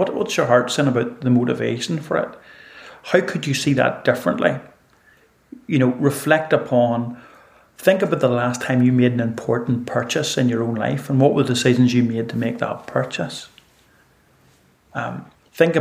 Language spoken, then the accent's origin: English; Northern Ireland, United Kingdom; I grew up in Ireland